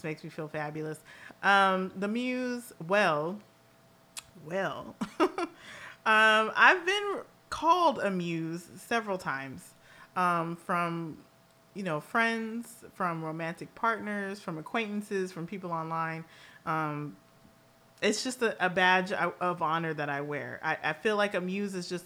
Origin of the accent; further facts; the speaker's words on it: Los Angeles, California, United States; I will always be a girl from Los Angeles, California